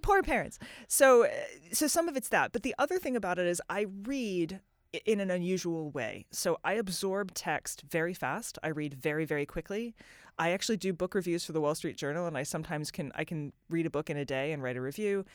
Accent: United States; as an American

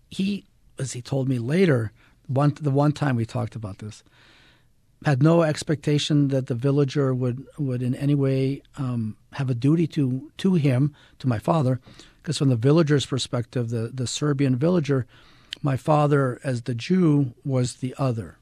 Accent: Ann Arbor, Michigan, United States; moved away; also born or lived in Israel / Utah; I was raised in Ann Arbor, Michigan

